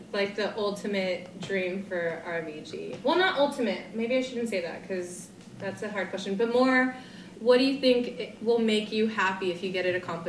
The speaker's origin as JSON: {"language": "English", "country": "United States", "said": "I'm from the States."}